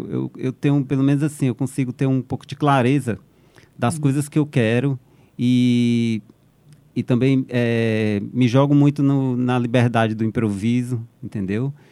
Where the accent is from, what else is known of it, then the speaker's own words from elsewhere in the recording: Fortaleza, Ceará, Brazil; moved away; foi quando eu saí de Fortaleza a primeira vez, foi em 94 que eu fui para São Paulo.